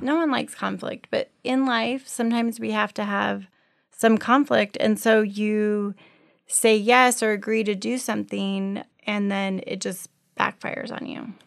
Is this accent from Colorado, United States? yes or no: yes; Colorado, United States; moved away; I grew up in Colorado